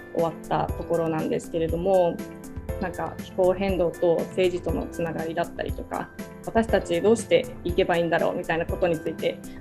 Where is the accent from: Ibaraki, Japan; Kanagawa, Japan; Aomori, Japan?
Kanagawa, Japan; Yokohama; 私も実は横浜出身でして